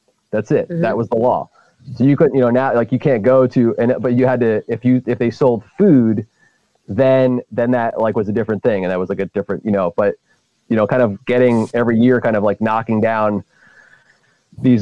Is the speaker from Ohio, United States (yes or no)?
no; Hellertown, Pennsylvania, United States; I grew up in Hellertown, which is like the smallest town in the world